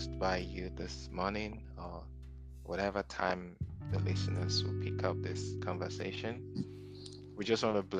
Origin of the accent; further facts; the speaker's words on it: Nigeria; moved away as an adult; also born or lived in South Africa; now in United States; based in the United States. I'm from Nigeria. I lived in South Africa, and life and ministry brought me recently to the U.S. about 6 years ago.